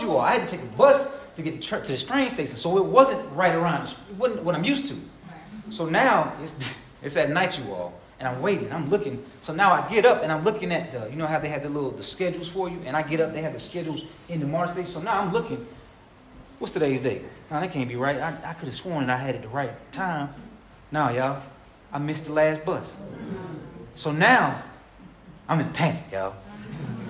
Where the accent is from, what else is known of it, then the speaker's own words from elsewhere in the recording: Hinesville, Georgia, United States; also born or lived in Dublin, Georgia; I'm from Dublin, Georgia. All my family's from Dublin, Georgia. That's where I'm from. Every last bit of my family's from Dublin. I moved to Hinesville, Georgia when I was six